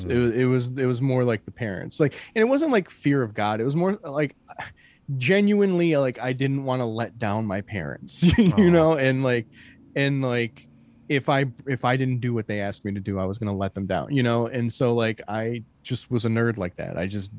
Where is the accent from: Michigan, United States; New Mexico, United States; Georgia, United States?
Michigan, United States; Detroit; And we feel a lot of times that we get overlooked because we're from Detroit.